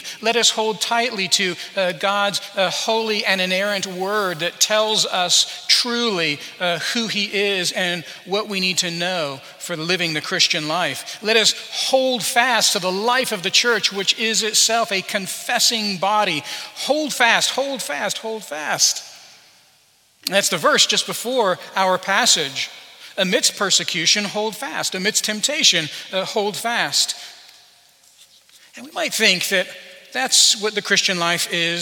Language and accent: English; Albuquerque, New Mexico, United States; moved away; Some of you know that I grew up in Albuquerque, New Mexico. Well, part of my life was in Albuquerque, New Mexico